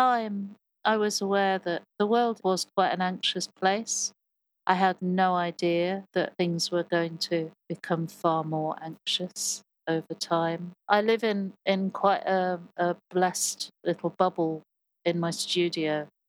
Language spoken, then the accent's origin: English; Birmingham, West Midlands, United Kingdom; born there; also born or lived in Hollywood, United States; I was born in Loveday Street Hospital, which they, shortly after my birth, they knocked down.